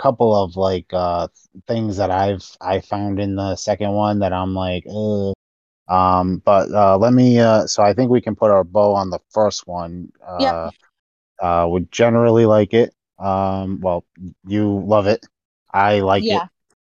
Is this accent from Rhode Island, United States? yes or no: yes; Rhode Island, United States; it was filmed in my home state. It was filmed in Rhode Island.